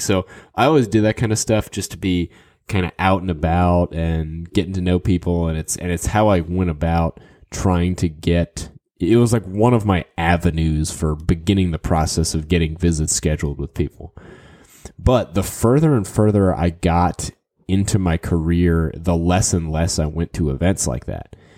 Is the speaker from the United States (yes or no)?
yes; New Orleans, Louisiana, United States; I grew up in New Orleans